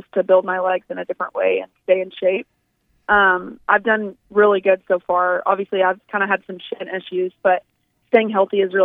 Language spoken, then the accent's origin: English; Cabot, Arkansas, United States; we grew up locally, like that's we were all Cabot BB kids